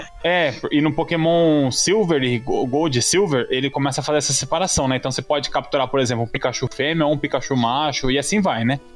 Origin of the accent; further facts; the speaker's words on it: Brazil; nós que somos brasileiros aqui